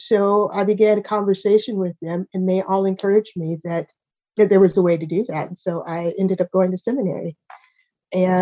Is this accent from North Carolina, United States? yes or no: no; Chicago, Illinois, United States; also born or lived in Seattle / St. Louis; now in Velsen, Netherlands; I am originally from Chicago